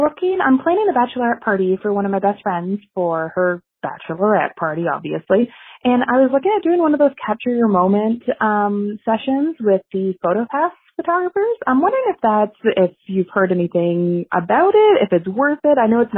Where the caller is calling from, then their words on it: Toronto, Ontario, Canada; I'm calling from Toronto, Canada.